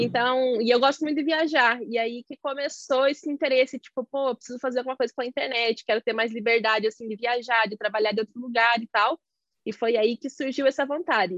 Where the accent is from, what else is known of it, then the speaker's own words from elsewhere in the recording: Santa Catarina, Brazil; eu sou de Santa Catarina